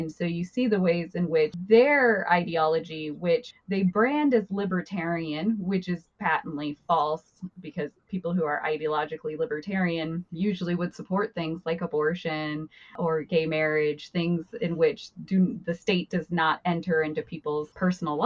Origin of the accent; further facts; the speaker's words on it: Emmett, Idaho, United States; my hometown of Emmett, Idaho